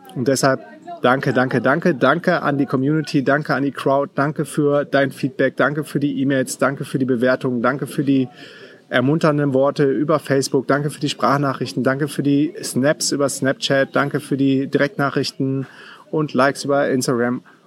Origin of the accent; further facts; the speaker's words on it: Düsseldorf, North Rhine-Westphalia, Germany; also born or lived in Münster; bin dann wieder zurück nach Düsseldorf. Bin äh, quasi in meine Heimat gegangen